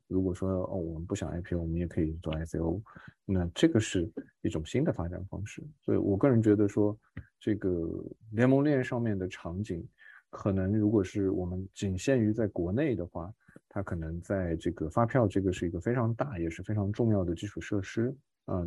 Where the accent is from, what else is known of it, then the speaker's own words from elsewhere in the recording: China; 我是来自于中国